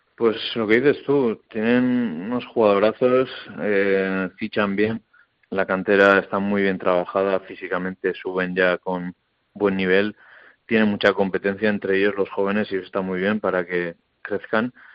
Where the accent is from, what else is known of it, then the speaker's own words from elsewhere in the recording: Hernani, Basque Country, Spain; siendo como soy encima de Hernani de toda la vida